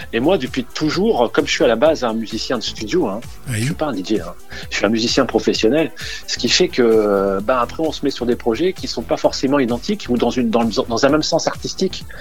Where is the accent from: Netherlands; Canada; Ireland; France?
France; Dunkirk, Hauts-de-France; je suis né à Dunkerque, tout à fait, euh, originaire du Nord, à côté de la Belgique